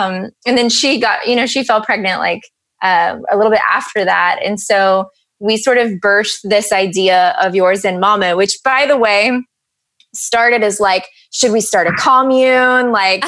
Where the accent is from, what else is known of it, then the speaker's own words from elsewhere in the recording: Kentucky, United States; moved away; I'm from Kentucky originally